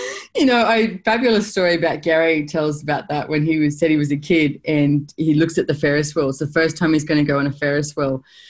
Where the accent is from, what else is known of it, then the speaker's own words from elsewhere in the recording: Australia; as an Australian